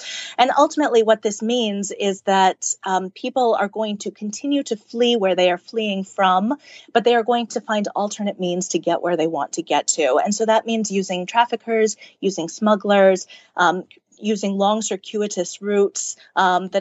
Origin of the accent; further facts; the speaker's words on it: Wilton, Connecticut, United States; Wilton, Connecticut